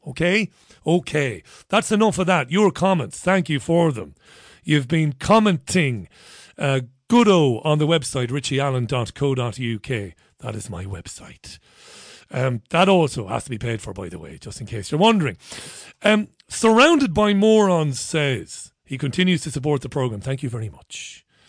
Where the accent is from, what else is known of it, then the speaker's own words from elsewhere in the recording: Ireland; now in United Kingdom; I'm an Irish one